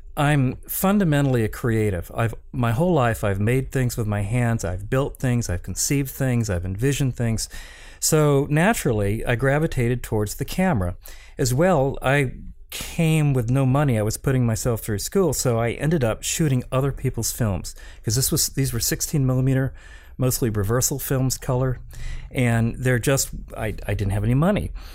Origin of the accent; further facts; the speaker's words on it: Appalachia, United States; moved away as an adult; kid from Appalachia who went to an Ivy League college